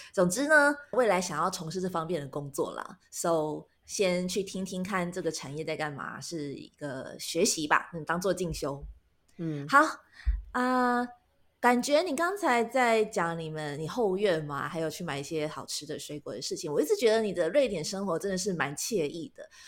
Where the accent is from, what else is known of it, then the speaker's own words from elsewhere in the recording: Taiwan; moved away as an adult; now in Japan; 我们是台湾人，然后嗯。我们的爸妈都还在台湾生活，所以我们的时区都是以台湾为基准